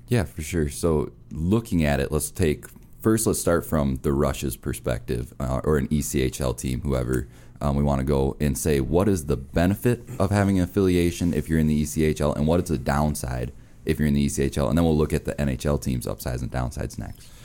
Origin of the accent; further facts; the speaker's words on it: Minnesota, United States; I'm from Minnesota